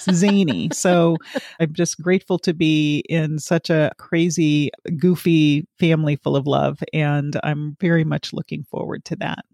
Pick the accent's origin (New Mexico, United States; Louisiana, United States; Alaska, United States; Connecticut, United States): Alaska, United States; moved away; Alaska is actually where I'm from, born and raised